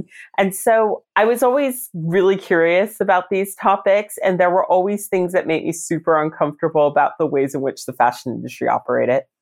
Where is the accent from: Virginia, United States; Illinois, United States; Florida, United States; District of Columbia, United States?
Virginia, United States; Reston; I volunteered in a charity shop near my hometown in Reston.